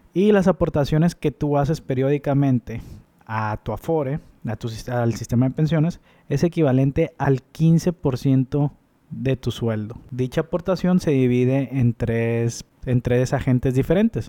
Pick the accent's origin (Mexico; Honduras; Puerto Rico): Mexico; nosotros como mexicanos